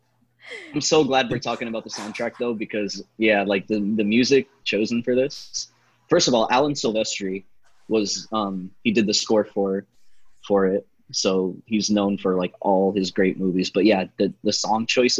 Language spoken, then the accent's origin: English; Philippines; I'm Filipino.